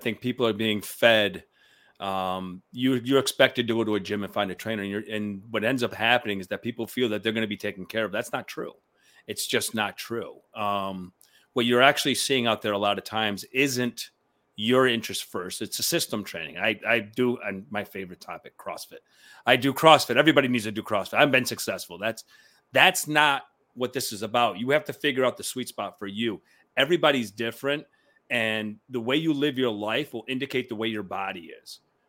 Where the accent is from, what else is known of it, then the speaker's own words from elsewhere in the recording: Cuba; now in New York City, United States; Syracuse took us in when we came from Cuba.